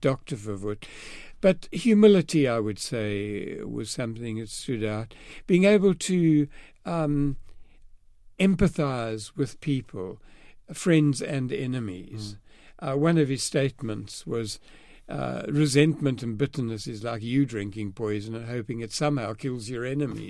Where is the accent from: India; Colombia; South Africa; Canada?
South Africa; East London, Eastern Cape; also born or lived in Southgate, London, United Kingdom; I was born in Southgate, North London, and grew up in East London, South Africa